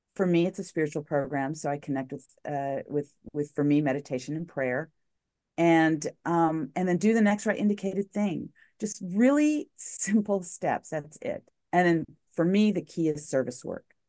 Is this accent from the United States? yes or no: yes; Albuquerque, New Mexico, United States; moved away as an adult; also born or lived in El Paso, Texas / Farmington, New Mexico / Puget Sound Region; I was in my hometown of Albuquerque